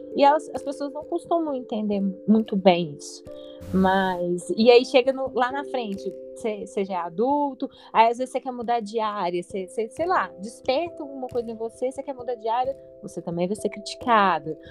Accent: Belo Horizonte, Minas Gerais, Brazil; eu sou de Belo Horizonte

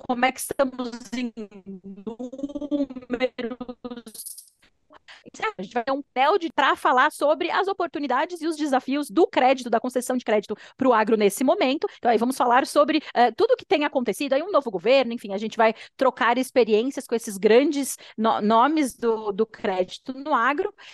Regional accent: São Paulo, Brazil; moved away as an adult; also born or lived in London, United Kingdom; eu sou paulistana

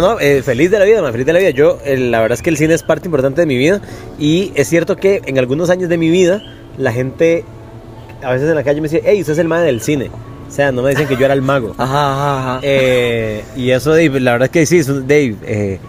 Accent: Puriscal, San José, Costa Rica; Yo soy de Puriscal, soy hijo de, de somos cuatro hijos, mae.

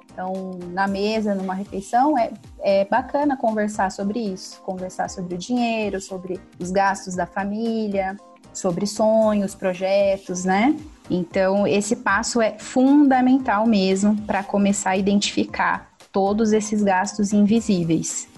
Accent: interior of São Paulo, Brazil; sou do interior de São Paulo

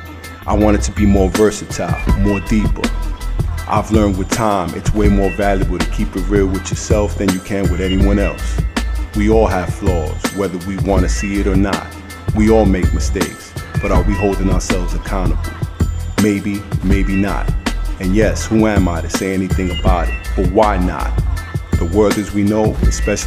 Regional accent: New York City, New York, United States; I'm from Bed-Stuy, Brooklyn, from the projects

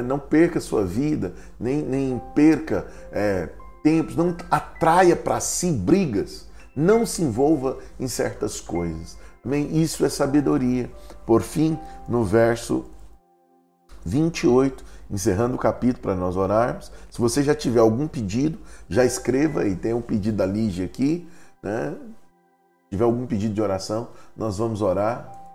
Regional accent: Goiás, Brazil; moved away; Para nós é muito comum em Goiás

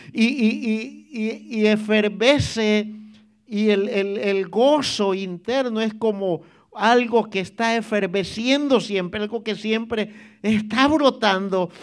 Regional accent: El Salvador; moved away; en mi país había un, un club en la playa, hermano, un club este, de socios, se llamaba Salinitas

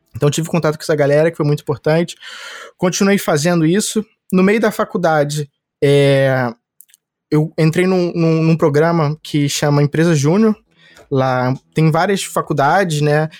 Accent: Rio de Janeiro, Brazil; eu sou do Rio, sempre morei no Rio

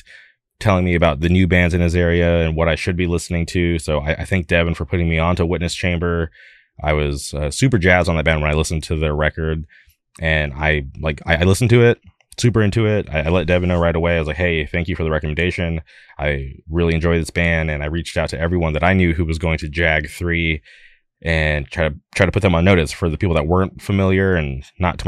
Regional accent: California, United States; I'm from California

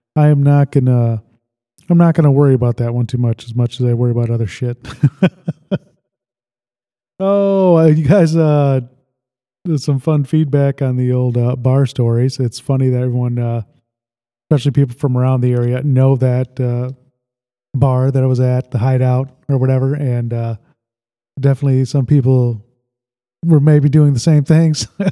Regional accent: Sandwich, Illinois, United States; I really loved uh, growing up in Lake Holiday. It was just like a uh, this is a subdivision

